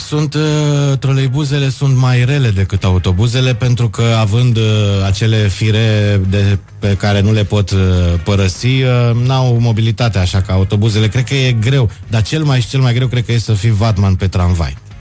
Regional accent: Bucharest, Romania; Eu sunt din București

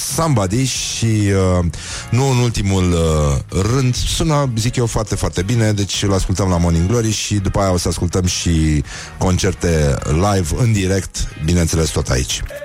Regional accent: Brăila, Brăila County, Romania; eu sunt născut la Brăila

